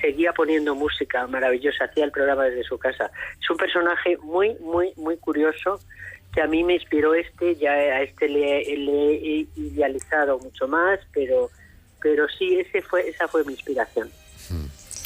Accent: Madrid, Community of Madrid, Spain; moved away as an adult; also born or lived in León / Almería; yo nací en Madrid

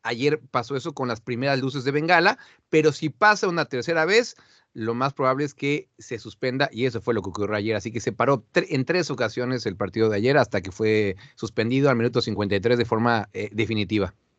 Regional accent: Mexico; now in Amsterdam, Netherlands; Yo soy de México

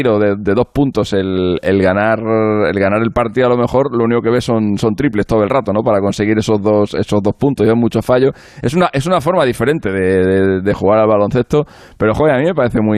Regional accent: Spain; Pasa que Garbiñe, como es nuestra, como es española, como nos representa y tal, les prestaban más atención

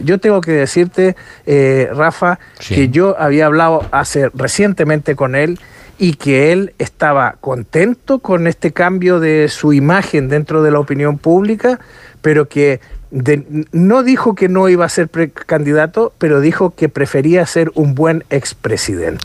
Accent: Los Lagos, Chile; está en la región de los lagos, de donde yo soy originario

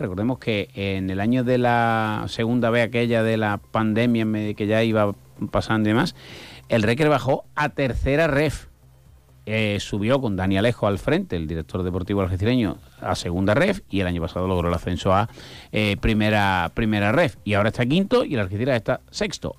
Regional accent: Guadiaro, Andalusia, Spain; mi pueblo de nacimiento, que es Guadiaro

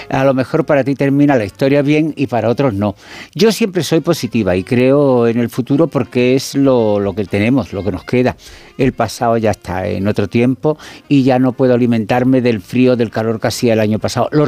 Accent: Málaga, Andalusia, Spain; also born or lived in Tangier, Morocco; yo nací en Tánger y me crié en Málaga.

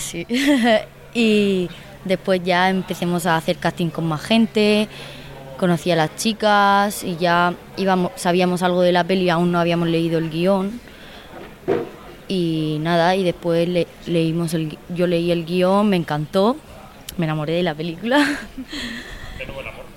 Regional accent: San Bartolomé, Valencian Community, Spain; las fiestas de mi pueblo, en San Bartolomé

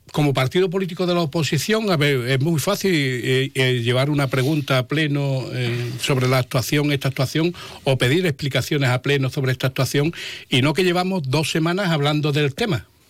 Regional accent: Jerez de la Frontera, Andalusia, Spain; yo vivo Jerez, soy de Jerez

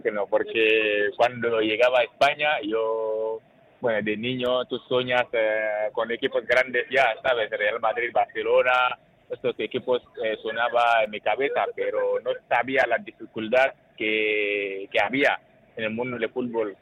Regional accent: Burkina Faso; also born or lived in Sweden / Moldova / Denmark / Hong Kong; now in Logroño, Spain; yo soy uno de los capitanes de las selección de Burkina ahora y, como habéis dicho, bueno, muy conocido en mi país

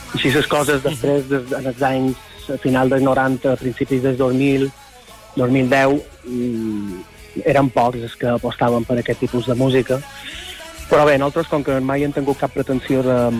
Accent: Son Servera, Balearic Islands, Spain; nosaltres som de Son Cervera, de Llevant mallorquí, i allà en el litoral de Son Cervera, la eh, joia de la corona és una petita cala que seria Esport Nou, que és on nosaltres vàrem passar la infància

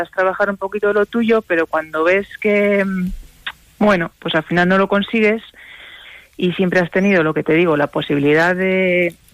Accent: Villallano, Castile and León, Spain; ¿Qué te voy a decir yo de mi pueblo?

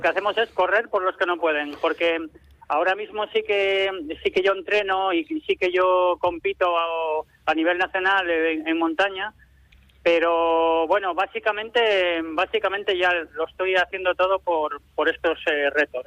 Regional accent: Quintana de Toranzo, Cantabria, Spain; moved away; mi pueblo, a Quintana de Toranzo

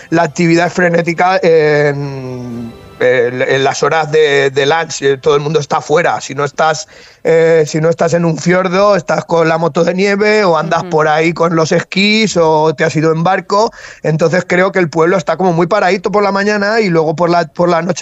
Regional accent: Castilla-La Mancha, Spain; moved away; como decimos en, en La Mancha

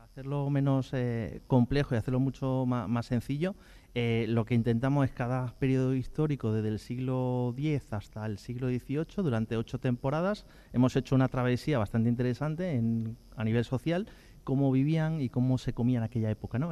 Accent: Andalusia, Spain; somos una, comunidad andaluza, como conocemos, muy, eh, muy, muy rica

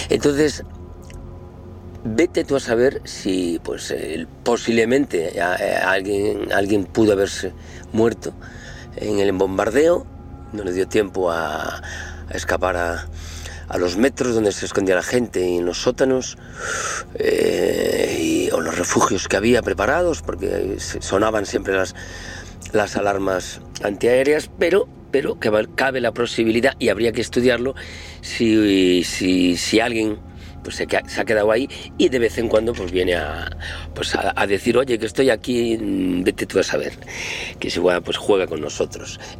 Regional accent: Galicia, Spain; pues como buen gallego, eu non creo las megas pero a las ainas, así que alguna he tenido.

